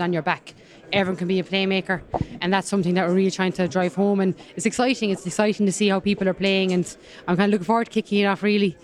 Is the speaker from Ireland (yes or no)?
yes; Kerry, Munster, Ireland; accent: Kerry; also born or lived in Limerick; I'll never shift my Kerry accent